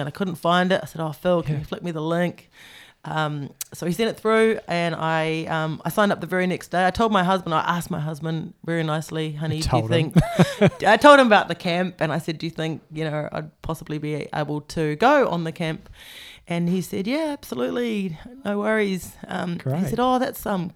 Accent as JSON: {"language": "English", "region": "Wellington", "country": "New Zealand", "said": "I'm from Wellington"}